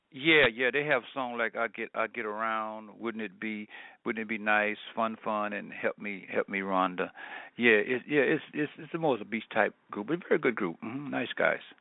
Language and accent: English; New Orleans, Louisiana, United States; I was born and raised in New Orleans, Louisiana.